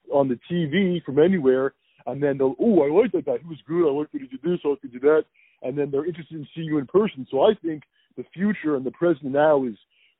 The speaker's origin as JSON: {"language": "English", "town": "Philadelphia", "region": "Pennsylvania", "country": "United States", "said": "I'm from Philadelphia. That's where I represent Philadelphia"}